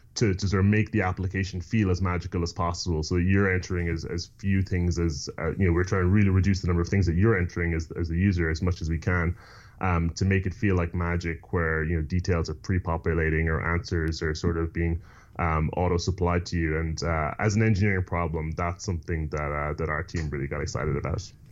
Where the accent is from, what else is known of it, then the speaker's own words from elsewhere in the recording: Ireland; moved away; I grew up in Ireland